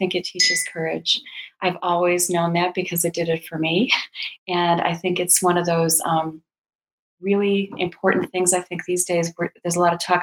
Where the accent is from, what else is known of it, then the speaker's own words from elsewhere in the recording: Chicago, Illinois, United States; I grew up in the Chicago area